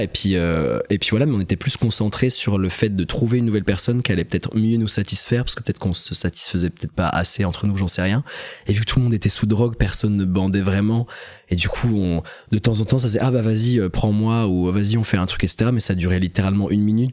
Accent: Besançon, Bourgogne-Franche-Comté, France; moved away as an adult; also born or lived in Strasbourg; now in Paris, France; j'ai grandi en Franche-Comté, à Besançon pendant 17 ans

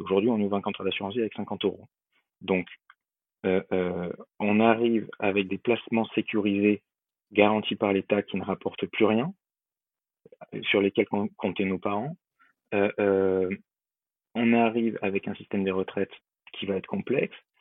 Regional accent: Bordeaux, Nouvelle-Aquitaine, France; moved away; also born or lived in Lyon; je suis bordelais d'origine, donc le truc que tout le monde appelle pain au chocolat, chez moi c'est une chocolatine

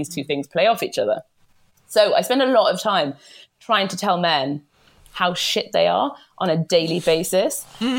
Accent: the north of England, United Kingdom; as a Northerner

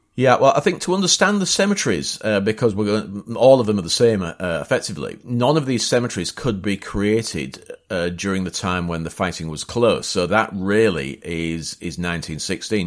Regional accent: Hull, Yorkshire and the Humber, United Kingdom; also born or lived in Bapaume; that's my hometown, that's Hull.

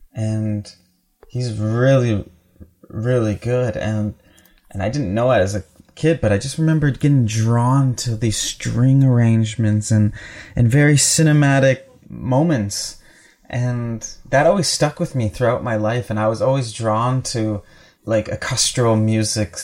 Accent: Winnipeg, Manitoba, Canada; I grew up in the North End.

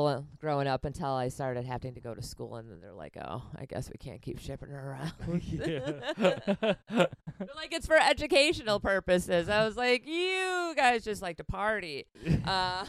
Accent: Wisconsin, United States; now in New York, United States; growing up in Wisconsin

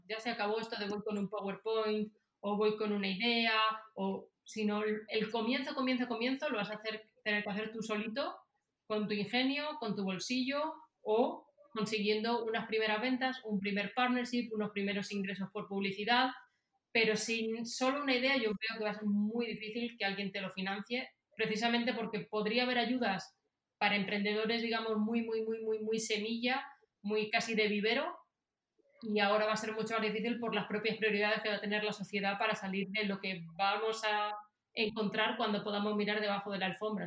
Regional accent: Spain; moved away as an adult; also born or lived in Silicon Valley; now in Miami, United States; yo también lo tengo como española

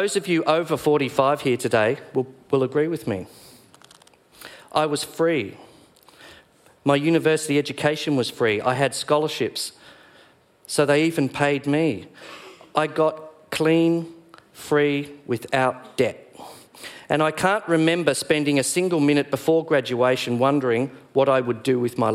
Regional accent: Doveton, Victoria, Australia; the neighbourhood in which I grew up in Doveton, a suburb created by the Victorian Housing Commission

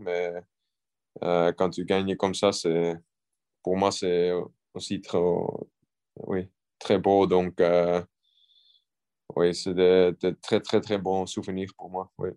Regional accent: Belgium; je suis belge

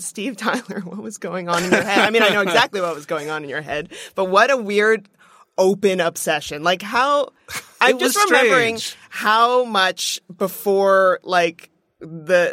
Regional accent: Halifax, Nova Scotia, Canada; I'm from Nova Scotia.

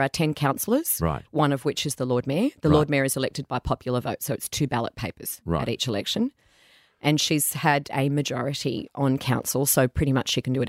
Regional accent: Caringbah, New South Wales, Australia; So I went to school around Caringbah.

